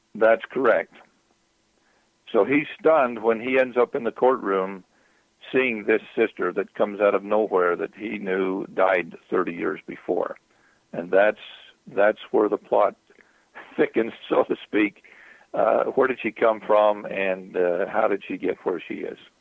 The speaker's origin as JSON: {"language": "English", "region": "southern Utah", "country": "United States", "tie": "born or raised there", "said": "As a youth, I would sit. Uh, in the cornfields of southern Utah, irrigating fields"}